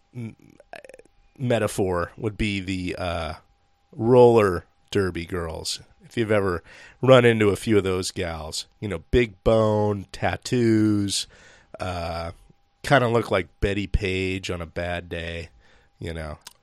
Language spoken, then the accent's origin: English; Seattle, Washington, United States; we grew up in Seattle and, or Seattle area